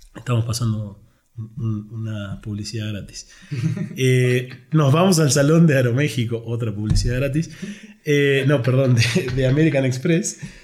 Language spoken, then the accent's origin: Spanish; Argentina; now in Mexico; nosotros los argentinos somos, ya te habrás dado cuenta que soy argentino